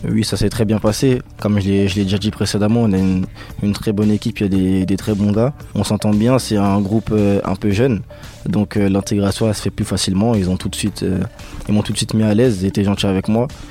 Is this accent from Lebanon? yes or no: no; Paris suburbs, Île-de-France, France; moved away; On vient souvent des, banlieues de Paris